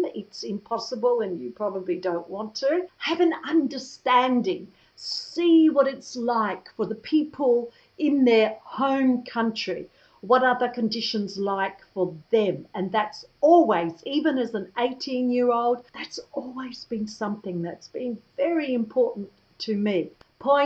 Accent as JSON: {"language": "English", "country": "Australia", "moved": "yes", "said": "spend a few more months in my home country"}